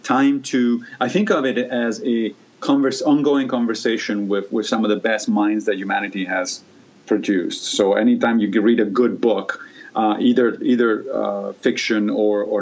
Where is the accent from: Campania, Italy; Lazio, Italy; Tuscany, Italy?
Lazio, Italy; Rome; moved away; I grew up in Italy, in Rome